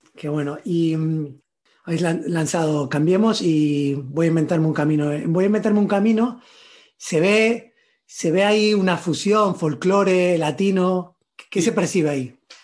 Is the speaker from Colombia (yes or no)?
no; Granada, Andalusia, Spain; moved away; also born or lived in Buenos Aires; yo crecí, eh, bueno, nací en Buenos Aires, crecí en Granada, y, ahora vivo fuera